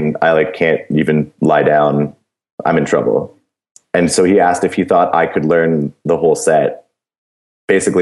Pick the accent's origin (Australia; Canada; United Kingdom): Canada; as a Canadian band now going into the States